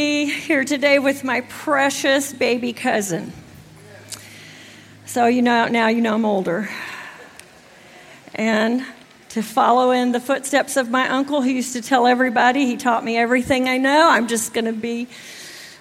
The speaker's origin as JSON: {"language": "English", "region": "Texas", "country": "United States", "moved": "as an adult", "lives_now": "New Jersey, United States", "said": "I'm from Texas, and when I went to Jersey, you know, everybody kind of wondered what this Texan was doing up there"}